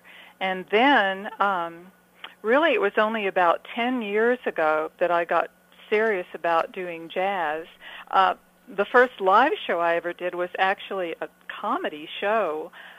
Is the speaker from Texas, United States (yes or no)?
yes; Texas, United States; also born or lived in Los Angeles; But I got to Texas as fast as I could. I was 4 years old, so I consider myself to be a native Texan.